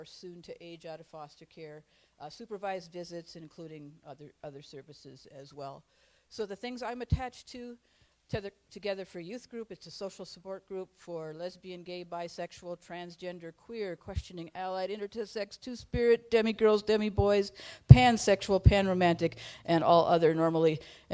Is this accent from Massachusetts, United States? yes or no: no; Duluth, Minnesota, United States; I'm from the Chester Creek Watershed in the East Hillside of Duluth